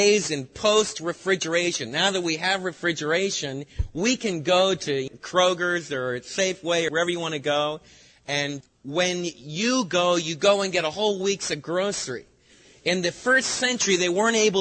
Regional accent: United States; as American believers

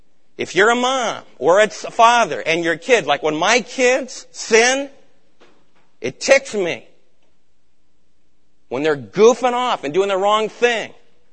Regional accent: East Coast, United States; I was raised back on the East Coast.

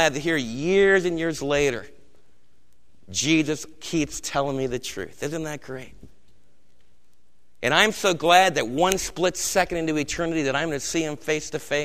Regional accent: United States; as Americans

